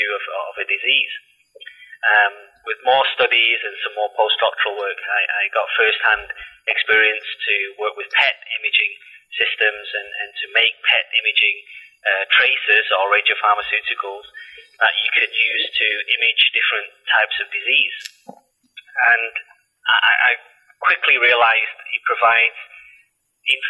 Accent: Salford, North West England, United Kingdom; moved away; you'll have to excuse my accent because, you know, I was born and bred in Salford in Manchester

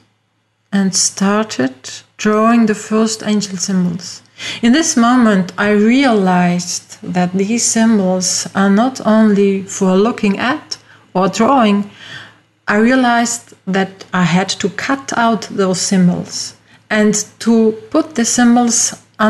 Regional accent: Austria; English is a second language; As you hear from my accent, I'm not from USA, I am from Europe, from Austria.

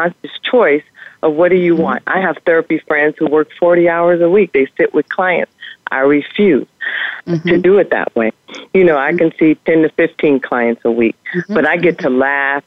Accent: Louisiana, United States; we grew up pretty poor in the South, Louisiana

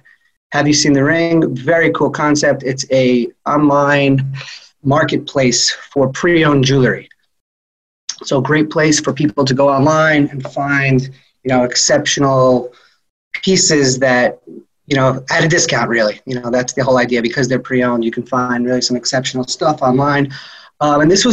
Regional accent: New York City, New York, United States; I'm originally from Queens, New York

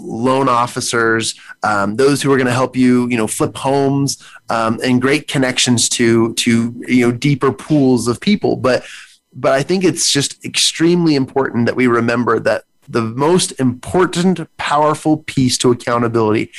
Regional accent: United States; as an American, as a citizen

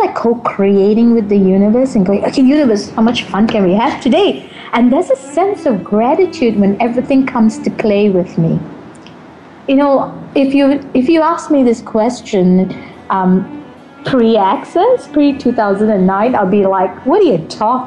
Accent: Malaysia; I grew up in Malaysia. I am in Malaysia right now

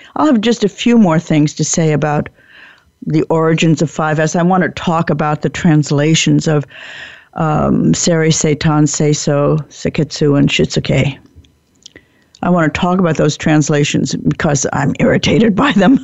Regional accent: United States; I like being an American

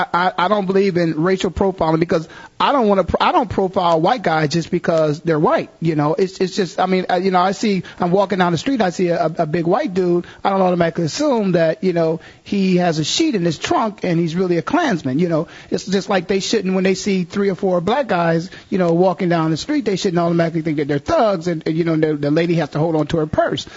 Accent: Canton, Ohio, United States; moved away; When I was a kid growing up in Canton, Ohio.

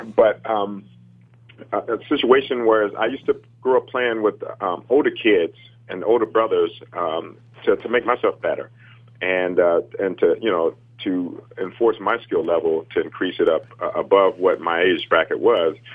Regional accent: Chicago, Illinois, United States; growing up in the inner city uh, on the south

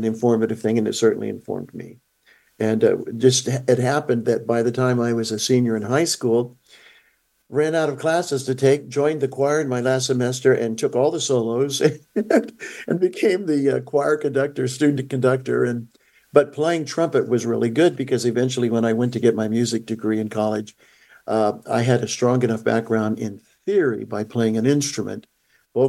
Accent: Ventura, California, United States; Grew up in Ventura, California.

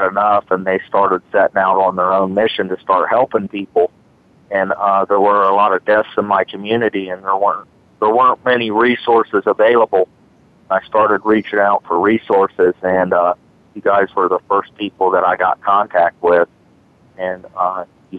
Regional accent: Marion, Ohio, United States; I was born in Marion, Ohio, in a very low-income neighborhood, very impoverished

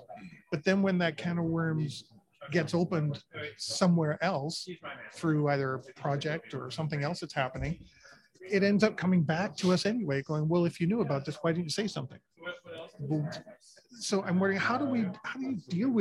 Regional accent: Canada; I'm Canadian

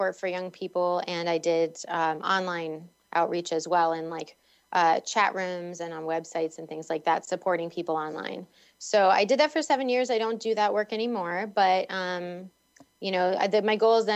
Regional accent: Boston, Massachusetts, United States; when I was growing up in Boston or the Boston area

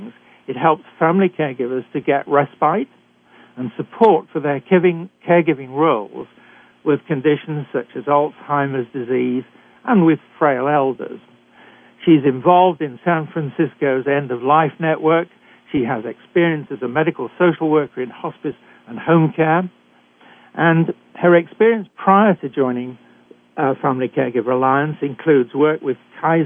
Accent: United Kingdom; accent: British; moved away as an adult; also born or lived in Canada; I was trained in Britain, and I'm sure you can tell that from my accent.

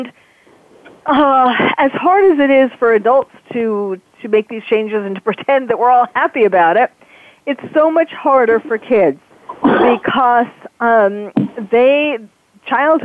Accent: New York, United States; I grew up in New York

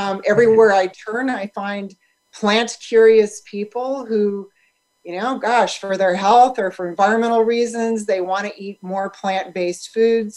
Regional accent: St. Louis, Missouri, United States; moved away as an adult; now in Santa Barbara, United States; we grew up in St. Louis, Missouri, which is where our production facility and our offices are located

